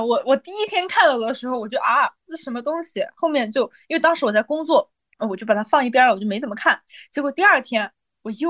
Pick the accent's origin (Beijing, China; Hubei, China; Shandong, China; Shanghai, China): Beijing, China; 我是北京的，你知道吧？